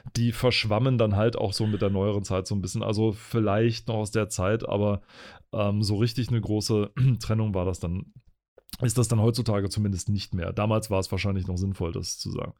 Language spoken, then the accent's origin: German; Spreewald, Brandenburg, Germany; ich bin ja im, im Spreewald groß geworden